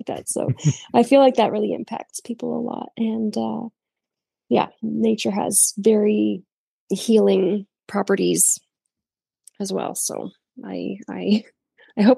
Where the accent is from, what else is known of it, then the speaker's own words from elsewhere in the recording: Canada; moved away as an adult; now in Brazil; I grew up in like a very rural area with a lot of farms